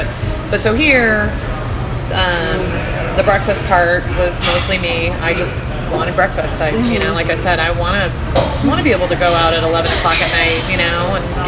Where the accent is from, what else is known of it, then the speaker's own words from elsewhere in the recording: Midwest, United States; I grew up in the Midwest, so they kind of both have a few dishes that are kind of native to the area that I grew up in.